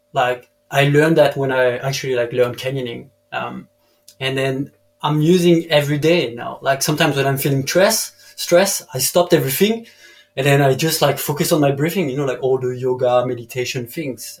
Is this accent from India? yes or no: no; Dijon, Bourgogne-Franche-Comté, France; English is a second language; moved away as an adult; also born or lived in the Alps / Bali; I'm from Dijon